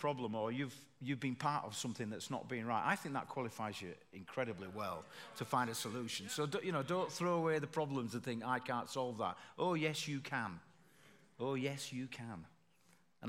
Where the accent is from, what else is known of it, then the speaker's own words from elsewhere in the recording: Bradford, Yorkshire and the Humber, United Kingdom; from Bradford